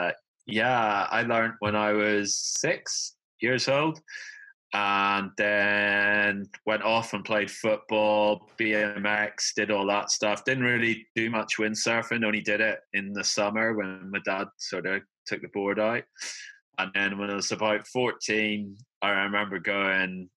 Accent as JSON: {"language": "English", "region": "Northern Ireland", "country": "United Kingdom", "said": "We're actually from Northern Ireland."}